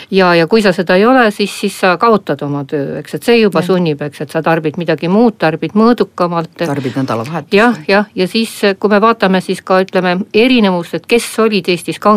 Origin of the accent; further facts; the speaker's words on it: Abkhazia, Georgia; now in Estonia; lapsepõlvest pärit nagu, nagu, nagu Abhaasiast, Gruusiast